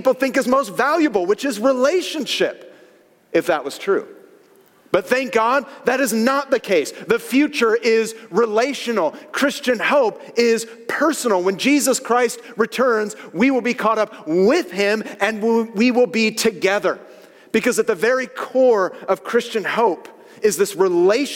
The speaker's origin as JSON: {"language": "English", "region": "Northern California", "country": "United States", "tie": "born or raised there", "said": "growing up in NorCal"}